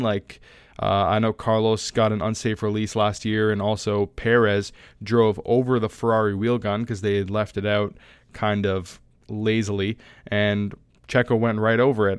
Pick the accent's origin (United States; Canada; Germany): Canada; I'm Canadian, I'm not American